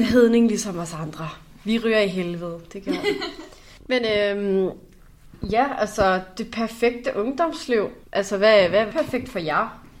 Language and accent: Danish; North Zealand, Capital Region of Denmark, Denmark; jeg kommer fra Nordsjælland